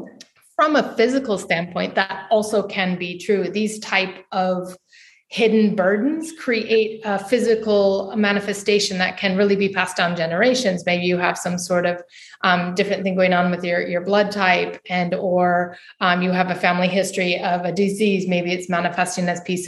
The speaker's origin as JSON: {"language": "English", "country": "United States", "moved": "as an adult", "lives_now": "Portugal", "said": "I'm from the States. I'm living currently in Europe"}